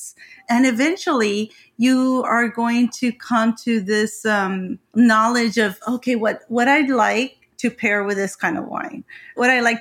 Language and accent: English; Ensenada, Baja California, Mexico; moved away as an adult; also born or lived in Tijuana; I'm from Ensenada, Mexican, and I did live there until 15 years ago.